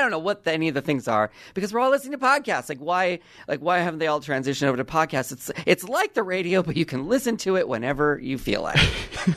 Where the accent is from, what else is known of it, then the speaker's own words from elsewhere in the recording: Southern California, United States; growing up in Southern California